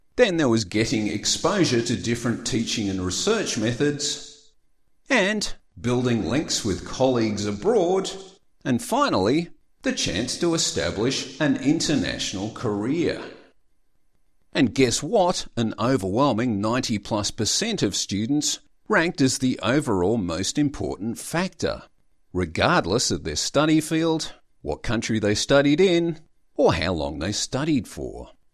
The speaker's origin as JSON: {"language": "English", "country": "Australia", "said": "I am an Australian student"}